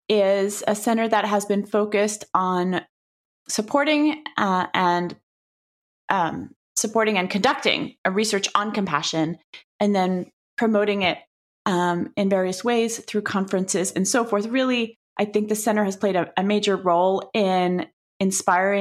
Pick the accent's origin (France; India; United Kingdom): France; Paris, Île-de-France; moved away as an adult; now in United States; I grew up in Paris, France, where everything is so easy and beautiful and tasty and yummy